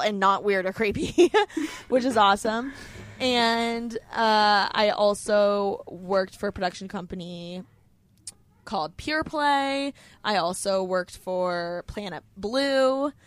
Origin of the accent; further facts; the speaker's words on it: Bloomington, Indiana, United States; moved away as an adult; now in Los Angeles, United States; I am from Bloomington, Indiana. I was born in a small college town